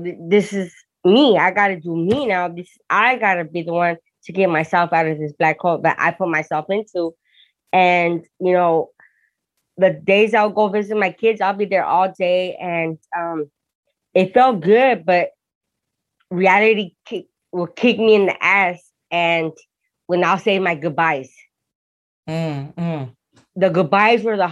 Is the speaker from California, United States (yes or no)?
yes; Hawthorne, California, United States; also born or lived in Torrance, California; I was born in Torrance, but raised in Hawthorne.